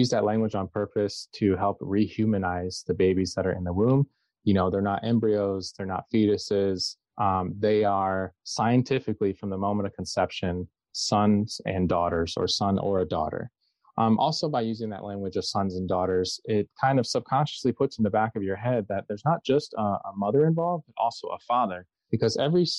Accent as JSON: {"language": "English", "region": "Southeast Michigan", "country": "United States", "said": "I'm from Southeast Michigan"}